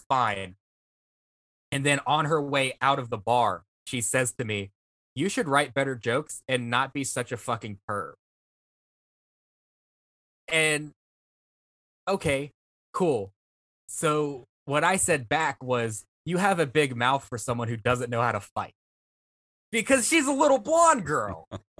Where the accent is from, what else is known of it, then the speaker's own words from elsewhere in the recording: Vancouver, British Columbia, Canada; But listen, I'm from Vancouver.